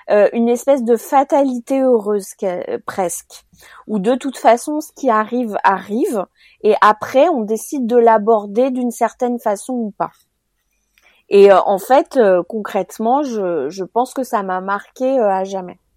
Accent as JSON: {"language": "French", "country": "Cameroon", "tie": "born or raised there", "also_born_or_lived": "other African countries", "said": "j'ai grandi en Afrique alors je dis en Afrique parce que j'ai grandi dans plusieurs pays d'Afrique, euh, dont principalement le Cameroun."}